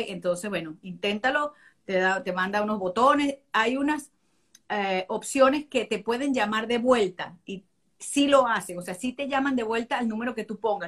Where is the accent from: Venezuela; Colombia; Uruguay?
Venezuela; now in United States; somos venezolanos por nacimiento